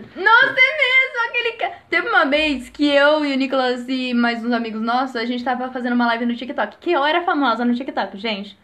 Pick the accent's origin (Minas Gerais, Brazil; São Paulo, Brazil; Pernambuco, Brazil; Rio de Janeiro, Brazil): São Paulo, Brazil; Jundiaí; eu tenho 9 anos, sou de Jundiaí